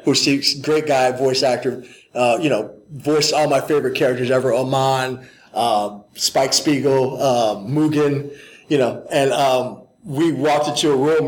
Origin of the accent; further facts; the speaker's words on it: St. Louis, Missouri, United States; I grew up in St. Louis, Missouri